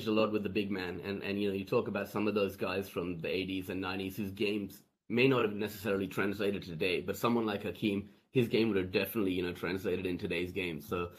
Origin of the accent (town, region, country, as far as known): Australia